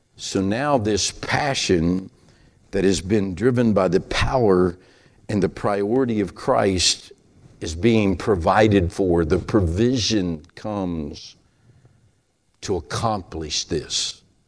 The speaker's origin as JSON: {"language": "English", "region": "Appalachia", "country": "United States", "accent": "hillbilly", "said": "that's my hillbilly accent"}